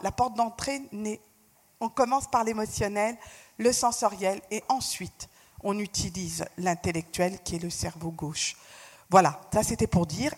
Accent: France; je suis née en France, j'ai fait toutes mes études en France

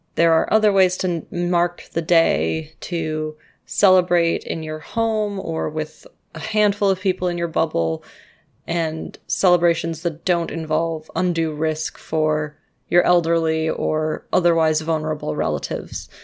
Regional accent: Canada; I'm a Canadian

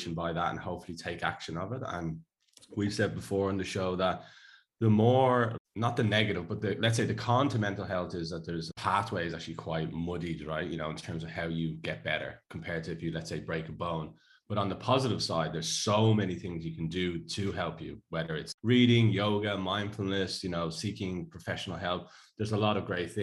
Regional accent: Ireland; moved away; I'm Irish

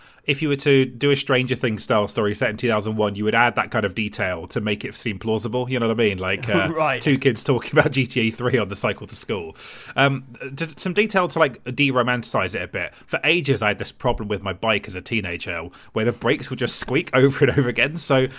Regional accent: Gosport, South East England, United Kingdom; I grew up in Gosport in Hampshire, which is Tory heartland.

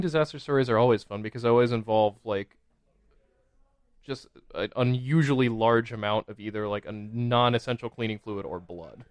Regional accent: Washington, District of Columbia, United States; also born or lived in Boston; No, I was born in Boston, but I grew up in the D C area

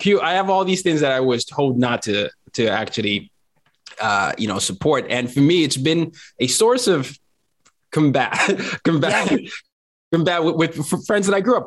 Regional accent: Nigeria; also born or lived in Lynchburg, Virginia; now in United States; I'm from Nigeria

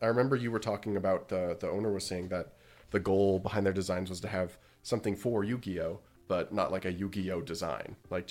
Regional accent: Canada; enough to send us a mat to Canada, and the owner of Grimoire also was nice enough to cover the import fees as a Canadian.

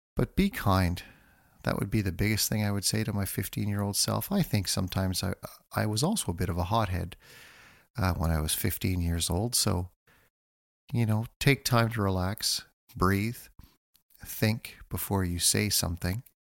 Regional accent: North Bay, Ontario, Canada; I grew up in North Bay, Ontario

